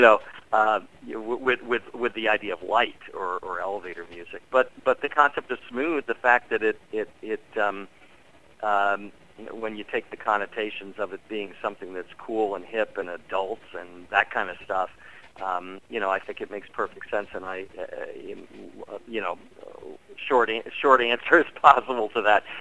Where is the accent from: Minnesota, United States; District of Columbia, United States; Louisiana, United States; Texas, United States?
District of Columbia, United States; Washington; Growing up in Washington D.C.